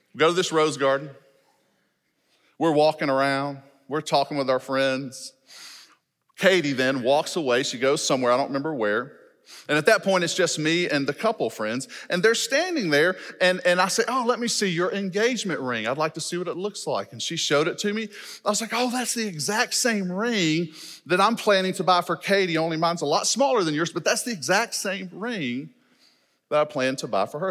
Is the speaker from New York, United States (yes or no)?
no; Shreveport, Louisiana, United States; moved away as an adult; now in Fort Smith, United States; I was born and raised in Louisiana, educated in the Louisiana public school system, graduated college from Louisiana, did my master's online. I've been living in Arkansas for nine years